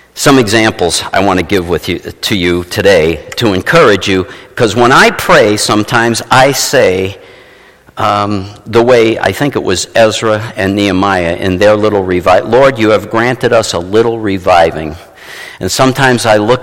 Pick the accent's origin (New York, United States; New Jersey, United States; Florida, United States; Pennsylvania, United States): New York, United States; New York City; moved away; I was from New York City